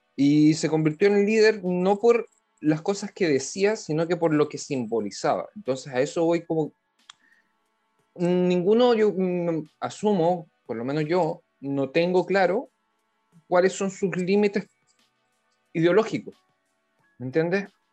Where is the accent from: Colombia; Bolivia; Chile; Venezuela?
Chile; now in Israel; somos chilenos residentes en el extranjero